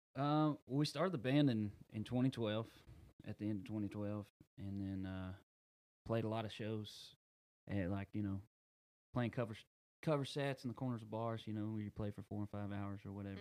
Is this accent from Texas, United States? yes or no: yes; Rusk, Texas, United States; I grew up in Rusk